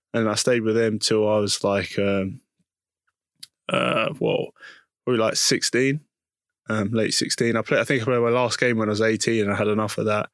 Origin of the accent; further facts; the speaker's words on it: London, United Kingdom; also born or lived in Putney / Hackney / Leytonstone; I was born in East London